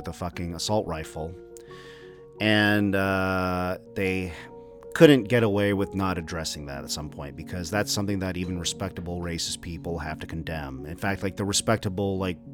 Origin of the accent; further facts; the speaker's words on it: Texas, United States; I grew up in Texas, and I spent my formative years there